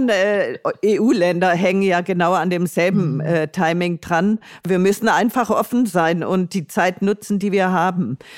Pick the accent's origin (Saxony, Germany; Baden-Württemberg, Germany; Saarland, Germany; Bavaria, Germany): Baden-Württemberg, Germany; Tuttlingen; mit dem E-Bike von meiner Heimatstadt Tuttlingen in Baden-Württemberg an der Donau entlang bis zu ihrer Mündung ins Schwarze Meer zu reisen.